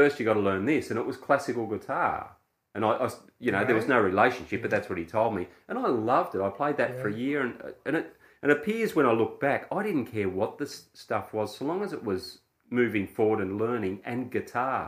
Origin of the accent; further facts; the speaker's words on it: Australia; I'm an Australian guy